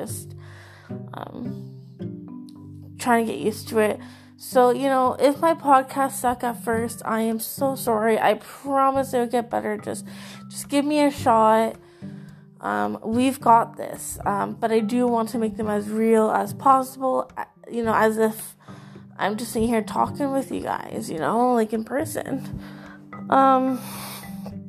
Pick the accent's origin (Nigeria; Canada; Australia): Canada; I am from Canada